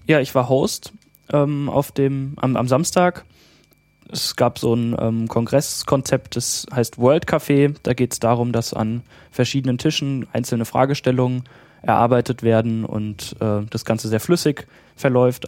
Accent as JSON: {"language": "German", "area": "near Frankfurt", "region": "Hesse", "country": "Germany", "said": "komme aus äh, der Nähe von Frankfurt in Hessen"}